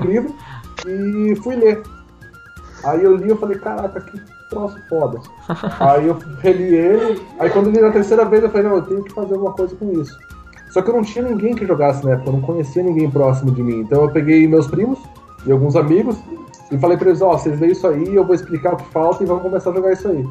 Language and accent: Portuguese; São José dos Pinhais, Paraná, Brazil; nasci em São José dos Pinhais, mas é do ladinho de Curitiba, então sou quase curitibano.